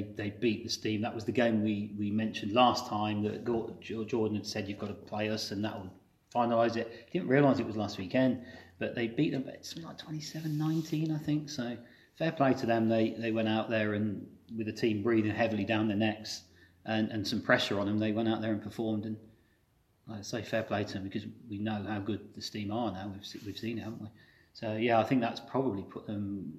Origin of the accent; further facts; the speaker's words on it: Coventry, West Midlands, United Kingdom; We come from Coventry and we ended up basically not having to go very far for everything.